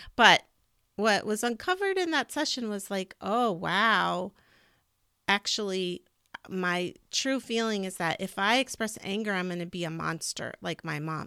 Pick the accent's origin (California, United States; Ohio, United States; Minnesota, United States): California, United States; moved away; I also grew up in California